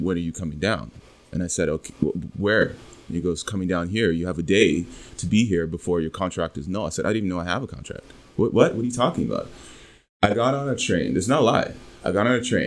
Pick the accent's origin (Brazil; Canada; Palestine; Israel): Canada; I, as a Canadian